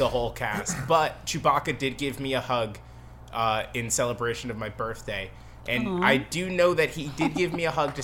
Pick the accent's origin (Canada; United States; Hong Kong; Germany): Canada; I am Canadian.